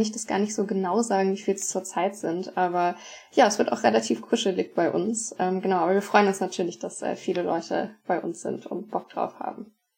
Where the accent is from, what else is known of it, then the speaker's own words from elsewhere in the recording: Hanover, Lower Saxony, Germany; ich komme aus Hannover, aus dem ähm, Stamm Seelze-Lohne